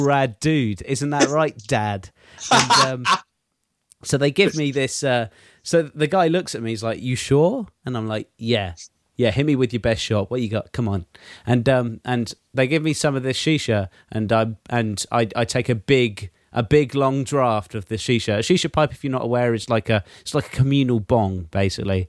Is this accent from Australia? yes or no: no; England, United Kingdom; me as an English person